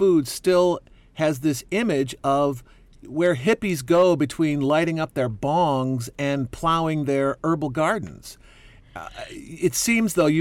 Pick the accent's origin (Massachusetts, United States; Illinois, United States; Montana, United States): Illinois, United States; Chicago; growing up in Chicago, my mom started feeding us